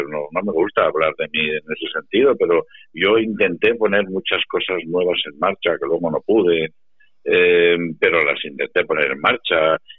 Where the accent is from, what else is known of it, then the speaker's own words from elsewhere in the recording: Valdepeñas, Castilla-La Mancha, Spain; yo ahora vivo en mi pueblo, y vienen a verme gente de Madrid, que están en las playas, y, ah, aprovechan para venir a saludarme y demás. Y yo se lo digo, mm, ¿a qué bar vamos a ir a tomar un vino si no, no estamos en Valdepeñas?